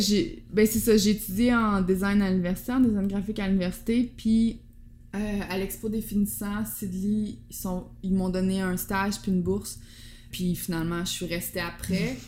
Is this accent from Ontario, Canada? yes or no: no; Quebec, Canada; moved away as an adult; also born or lived in Amsterdam, Netherlands; je pensais que j'allais jamais revenir au Québec